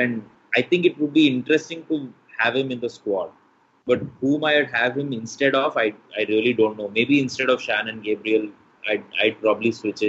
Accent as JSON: {"language": "English", "town": "Manipal", "region": "Karnataka", "country": "India", "tie": "born or raised there", "said": "I grew up in Manipal, which is on the west coast of India."}